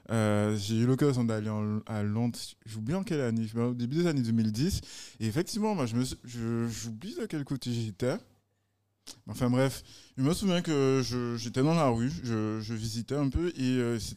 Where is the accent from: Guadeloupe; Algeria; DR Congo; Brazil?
Guadeloupe; moved away as an adult; also born or lived in Paris; moi, je suis jeune, je viens de sortir de la Guadeloupe.